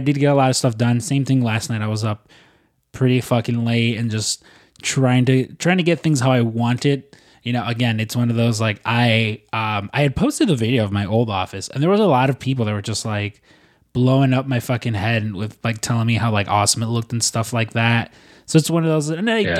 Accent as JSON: {"language": "English", "country": "United States", "said": "I'm I'm American"}